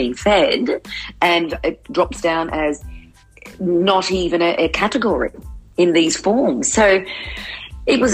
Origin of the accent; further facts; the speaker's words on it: Australia; we're born Australian